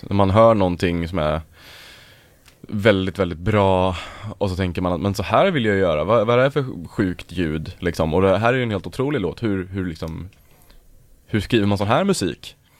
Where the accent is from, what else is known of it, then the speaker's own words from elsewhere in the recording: Örebro, Örebro County, Sweden; vi är alla från Örebro från början